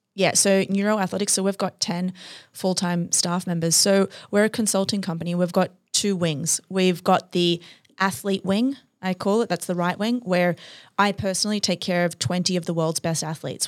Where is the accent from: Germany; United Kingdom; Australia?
Australia; moved away